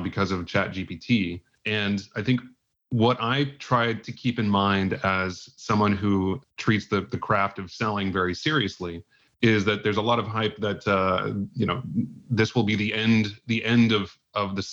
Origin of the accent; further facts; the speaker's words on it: Indianapolis, Indiana, United States; moved away as an adult; also born or lived in San Francisco; now in New York, United States; I'm a Midwesterner at heart. I live in New York. I grew up in Indianapolis